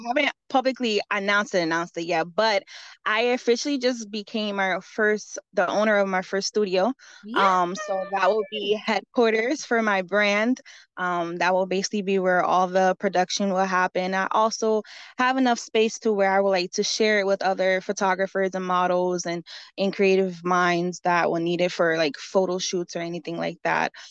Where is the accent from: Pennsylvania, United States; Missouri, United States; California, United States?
Pennsylvania, United States; Allentown; I'm born and raised in Allentown, Pennsylvania. I lived here my whole life